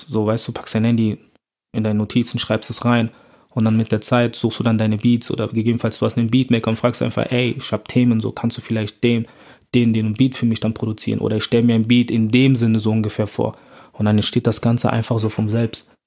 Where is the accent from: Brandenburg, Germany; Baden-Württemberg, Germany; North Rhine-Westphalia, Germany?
North Rhine-Westphalia, Germany; Bonn; moved away as an adult; now in Cologne, Germany; ich bin in Bonn aufgewachsen